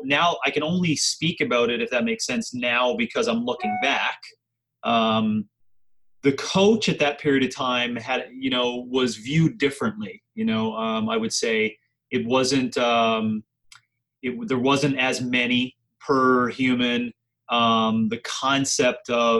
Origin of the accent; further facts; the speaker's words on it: Wabush, Newfoundland and Labrador, Canada; moved away as an adult; also born or lived in St. John's, Newfoundland / Calgary, Alberta; now in Scottsdale, United States; I'm actually from Newfoundland, born and raised in Wabush, Labrador, a really small community up in northern Labrador